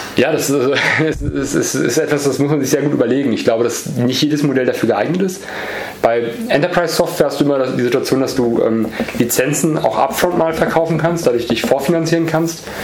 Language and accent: German; Borken, North Rhine-Westphalia, Germany; also born or lived in Easter Island, Chile; dann sind wir zurückgezogen und dann im Münsterland aufgewachsen, also mhm. Borken